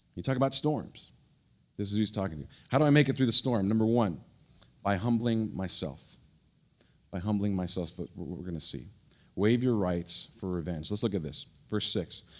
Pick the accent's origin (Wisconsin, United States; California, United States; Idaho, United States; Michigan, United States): California, United States; San Francisco Bay Area; moved away; I grew up in the Bay Area, San Francisco Bay Area